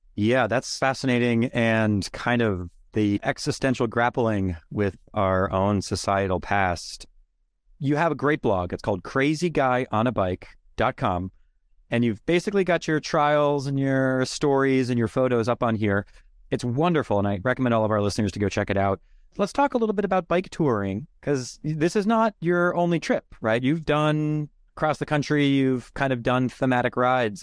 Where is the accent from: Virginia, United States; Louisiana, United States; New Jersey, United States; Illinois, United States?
Virginia, United States; Northern; now in Massachusetts, United States; I'm actually from Northern Virginia